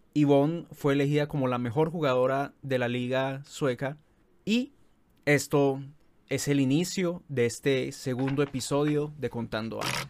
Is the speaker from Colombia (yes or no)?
yes; Colombia; aquí en nuestro país